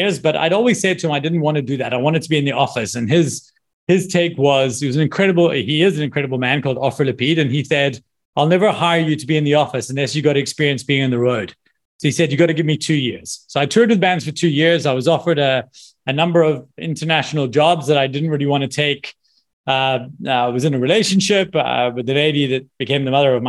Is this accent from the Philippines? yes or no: no; Scotland, United Kingdom; moved away; also born or lived in South Africa; I'm from Scotland